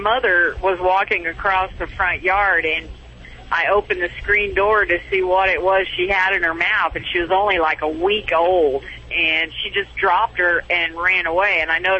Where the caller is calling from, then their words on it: Little Rock, Arkansas, United States; Little Rock, Arkansas.